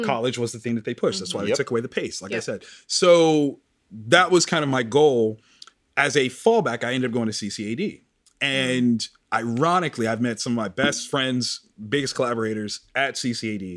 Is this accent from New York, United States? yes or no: no; Columbus, Ohio, United States; I'm from the South Side. Mm-hmm. So where I was supposed to go was Marion Franklin.